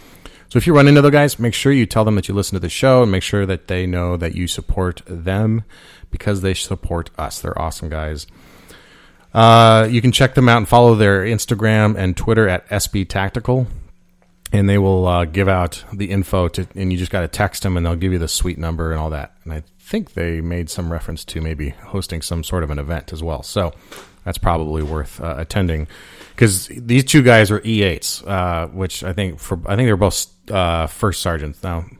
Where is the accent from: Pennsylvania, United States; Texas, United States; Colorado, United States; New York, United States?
Colorado, United States; And I'm from Colorado and it's very cold there.